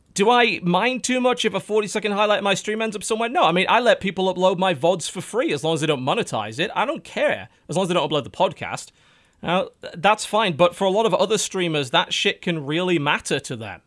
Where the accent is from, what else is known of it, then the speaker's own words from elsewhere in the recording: United Kingdom; we're British